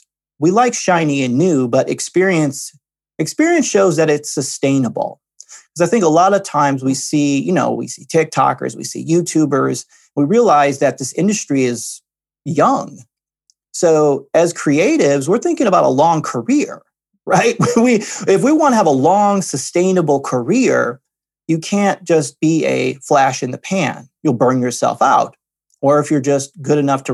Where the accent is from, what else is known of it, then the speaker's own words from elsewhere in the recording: Midwest, United States; I grew up in the Midwest, and the Midwest is blue collar, working very hard